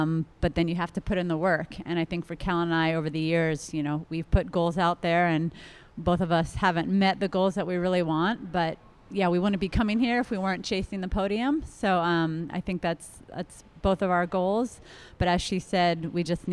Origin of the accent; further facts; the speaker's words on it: New York City, New York, United States; now in Flagstaff, United States; I was born at Lenox Hill Hospital in Manhattan. So I'm a New Yorker